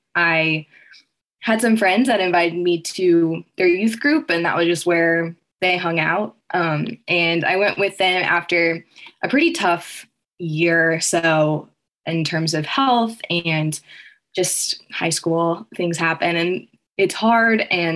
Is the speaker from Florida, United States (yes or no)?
no; Texas, United States; now in West Lafayette, United States; I'm from Texas and came here for Purdue.